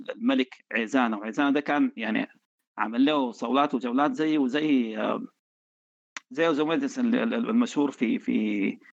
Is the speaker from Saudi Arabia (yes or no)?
no; Sudan; عندنا في السودان